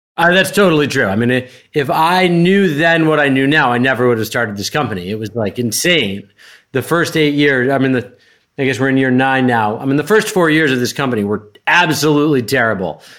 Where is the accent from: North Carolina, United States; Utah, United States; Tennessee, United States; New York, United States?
New York, United States; Westchester County; I grew up in sort of Westchester County, New York, which for those who don't know is an hour and twenty minutes north of Manhattan